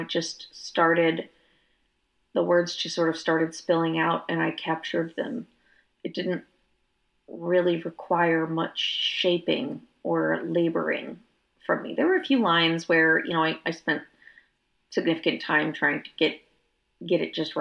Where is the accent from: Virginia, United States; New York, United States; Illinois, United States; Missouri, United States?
Virginia, United States; Northern; also born or lived in Georgia; now in Austin, United States; I grew up in Northern Virginia, which as a kid I thought was the North